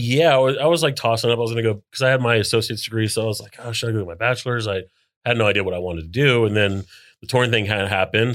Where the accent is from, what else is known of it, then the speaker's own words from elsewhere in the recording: New Smyrna Beach, Florida, United States; settled in New Smyrna when I was, like, three